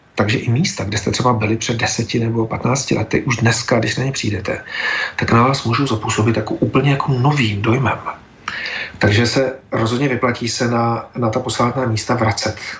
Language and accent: Czech; Czechia; my, jako třeba Češi